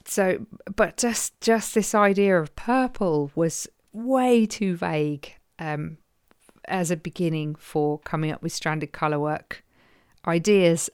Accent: Croydon, London, United Kingdom; accent: Croydon; my Croydon accent

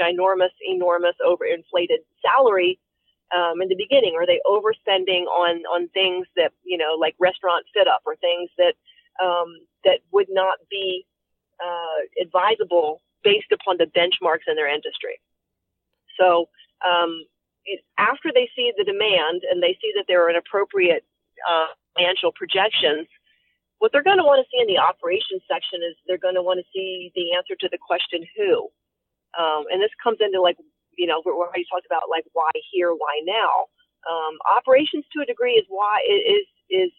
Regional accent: Frederick, Maryland, United States; Frederick County, Maryland, which is which is my hometown, is Frederick City

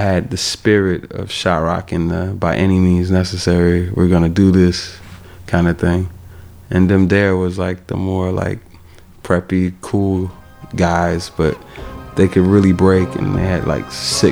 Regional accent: Chicago, Illinois, United States; I'm from Chicago

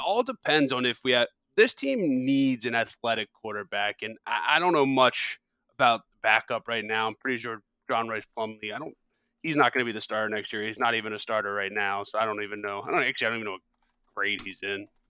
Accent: Pennsylvania, United States; I'm from Pennsylvania and lived here pretty much my entire life

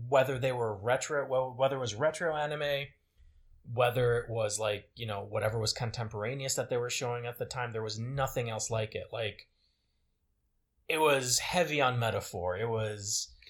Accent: Côte d’Ivoire; moved away; where I grew up in Cote d'Ivoire

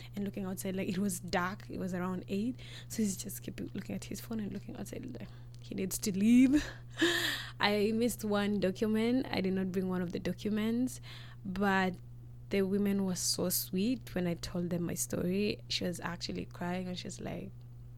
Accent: Rwanda; also born or lived in Nairobi, Kenya; now in Canada; I'm from Rwanda.

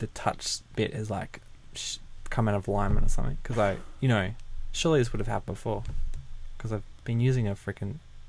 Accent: Perth, Western Australia, Australia; I already had my group of friends that I grew up in Leaderville

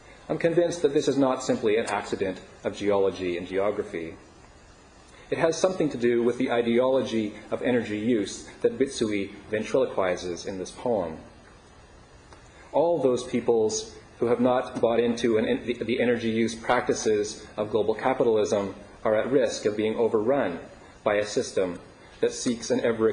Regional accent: Meadow Lake, Saskatchewan, Canada; moved away; I'm from Treaty 6 territory in northwestern Saskatchewan, a place known as Pascua-Chagayan in Cree. That is was known as Lac des Prairies by the Métis voyageurs in the area in the 19th century and is now known as Meadow Lake, Saskatchewan.

